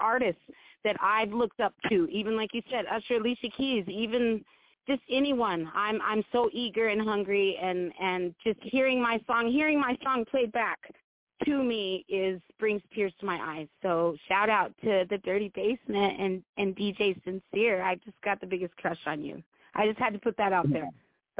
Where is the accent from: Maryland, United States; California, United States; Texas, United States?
California, United States; Oakland; born there; now in Montana, United States; born in Oakland, but in a strange type of circumstances, I guess we could say, I ended up in Montana, the big sky country of Montana